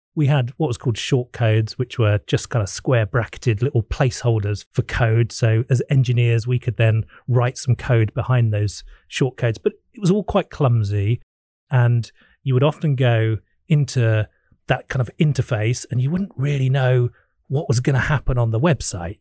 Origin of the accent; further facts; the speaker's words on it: England, United Kingdom; being an Englishman